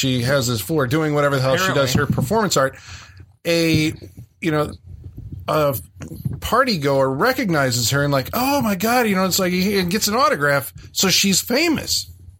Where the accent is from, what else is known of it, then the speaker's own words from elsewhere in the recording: Midwest, United States; We're from the Midwest